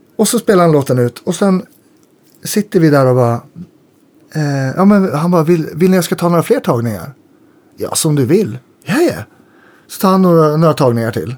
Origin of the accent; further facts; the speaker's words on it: Jämtland, Sweden; jag är ju uppe från Jämtland